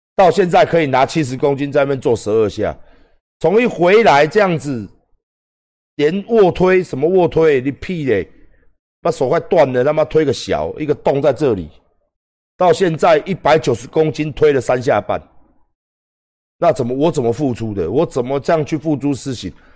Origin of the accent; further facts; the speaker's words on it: Taiwan; 我只知道是台湾人